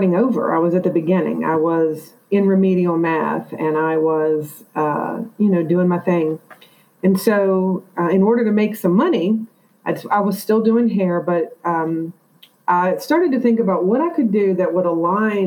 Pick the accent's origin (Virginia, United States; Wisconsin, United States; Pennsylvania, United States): Virginia, United States; Chester; moved away; also born or lived in New York City; growing up in Chester, Virginia, back in the 80s